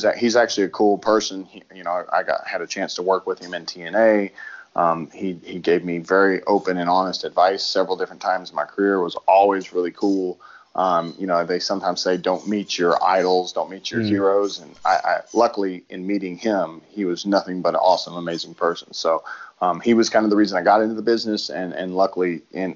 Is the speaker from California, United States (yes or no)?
no; Dallas, Texas, United States; I knew that I was going to be debuting in Dallas for the G1 in my hometown